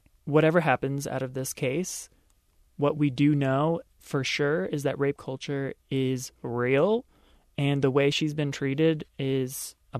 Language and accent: English; Baltimore, Maryland, United States; moved away; I'm from Baltimore, by the way.